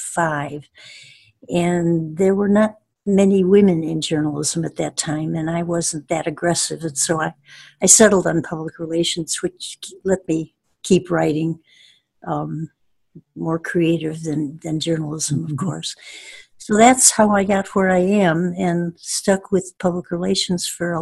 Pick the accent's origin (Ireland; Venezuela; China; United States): United States; Chicago, Illinois; also born or lived in Libertyville / Evanston; I was born in Libertyville, which is a far suburb, and was moved to Chicago when I was three by parents who really liked this city, and they just kind of put the love of the city in me